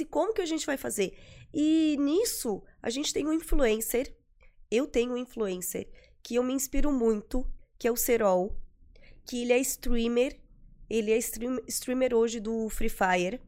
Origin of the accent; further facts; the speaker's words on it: Florianópolis, Santa Catarina, Brazil; Eu sou de Florianópolis